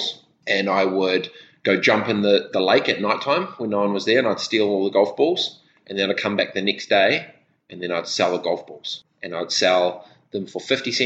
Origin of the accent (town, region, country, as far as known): Christchurch, Canterbury, New Zealand; born or raised there; also born or lived in Dargaville, New Zealand / Fiji